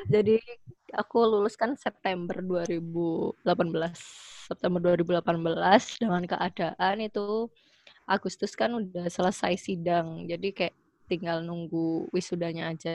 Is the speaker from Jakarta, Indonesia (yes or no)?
no; Surabaya, East Java, Indonesia; kan aku asli Surabaya ya.